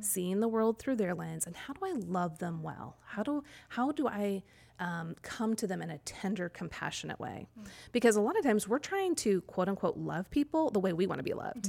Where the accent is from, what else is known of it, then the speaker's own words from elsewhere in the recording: Kansas City, United States; now in College Grove, United States; I grew up in Kansas City or just outside of Kansas City.